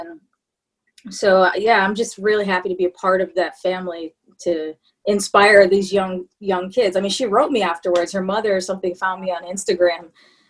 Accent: Wisconsin, United States; I'm not from Canada. I'm from Wisconsin, but very close.

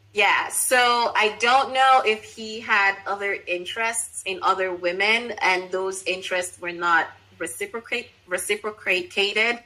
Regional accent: Nigeria; me being Nigerian

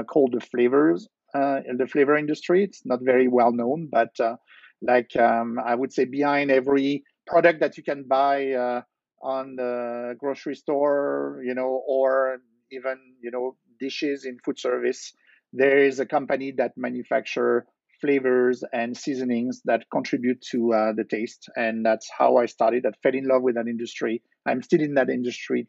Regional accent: Versailles, Île-de-France, France; English is a second language; moved away as an adult; also born or lived in Nice, France; now in New Jersey, United States; I grew up in France, and in fact, I moved to Jersey 20 years ago

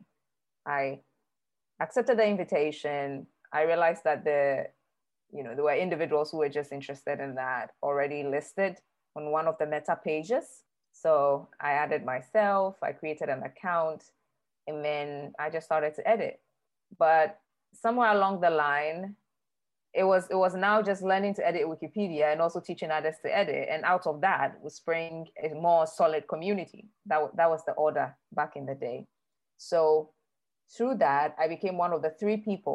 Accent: Ghana; I am Ghanaian. My mom is Ghanaian. I live in Accra, Ghana

